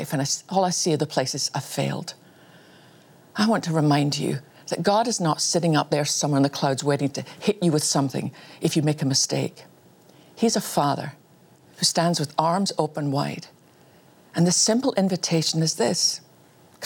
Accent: Scotland, United Kingdom; I was born in Scotland

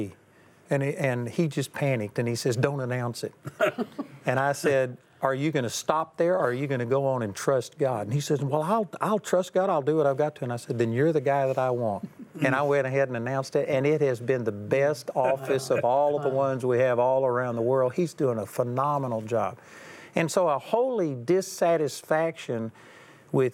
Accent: Texas, United States; I'm a hick from Texas

